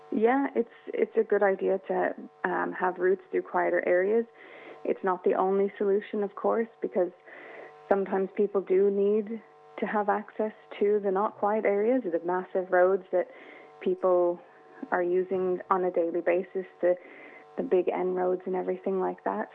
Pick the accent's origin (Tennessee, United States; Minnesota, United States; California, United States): California, United States; also born or lived in Sydney, Australia; now in Ireland; I grew up in California by the Pacific Ocean.